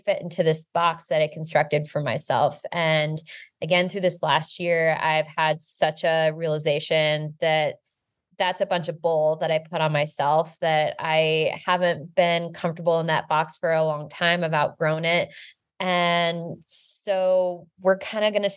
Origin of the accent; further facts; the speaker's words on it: United States; the way that we grew up in the United States